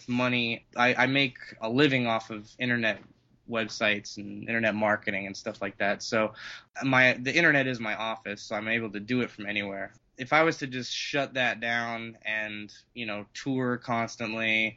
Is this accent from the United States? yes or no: yes; Colorado Springs, Colorado, United States; born or raised there; also born or lived in California / Denver